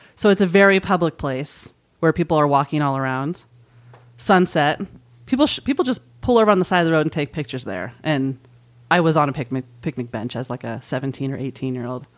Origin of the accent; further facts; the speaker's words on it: Marin, California, United States; also born or lived in San Francisco; San Francisco for me, that's where I was born, and I was raised in Marin, and I've never lived an hour from San Francisco